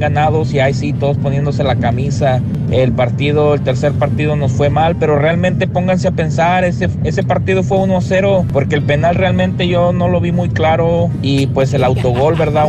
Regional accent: Mexico; somos los mexicanos

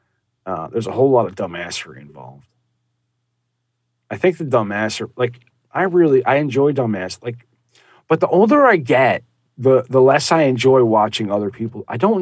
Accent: New Jersey, United States; I'm sure he did. I did not. I'm from

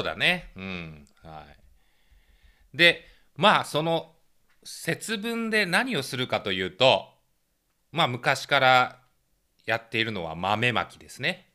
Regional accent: Kansai, Japan; 僕は一応関西生まれで両親関西なんですけど

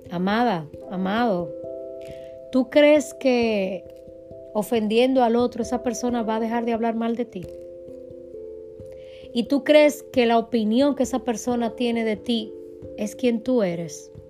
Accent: Dominican Republic; now in United States; Cuando yo vine de República Dominicana a Estados Unidos

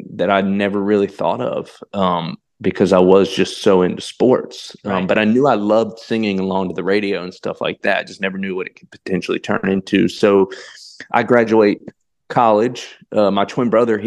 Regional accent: Kernersville, North Carolina, United States; moved away; born and raised right there in Kernsville

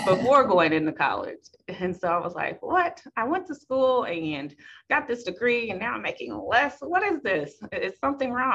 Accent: Kansas City, Missouri, United States; I grew up in Kansas City, born and raised

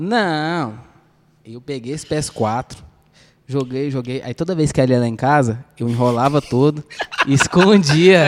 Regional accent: Goiânia, Goiás, Brazil; Com a gente que é goianiense

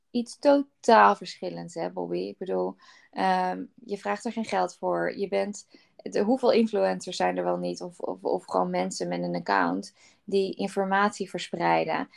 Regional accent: Netherlands; als Nederlanders

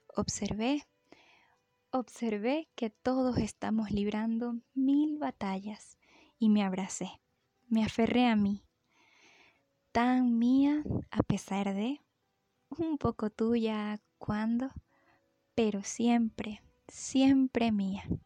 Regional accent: Mérida, Venezuela; Soy de Mérida, Venezuela

